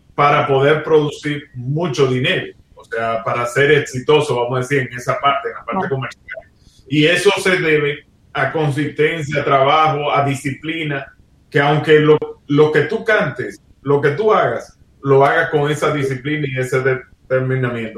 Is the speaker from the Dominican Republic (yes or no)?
yes; Dominican Republic; yo soy de República Dominicana donde lo que se juega es béisbol